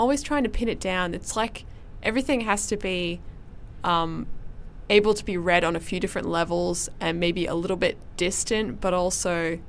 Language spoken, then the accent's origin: English; Perth, Western Australia, Australia; I'm from Perth